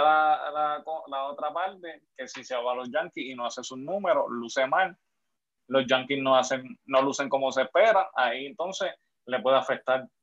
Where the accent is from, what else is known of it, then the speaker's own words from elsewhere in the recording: Puerto Rico; yo soy de Juanadía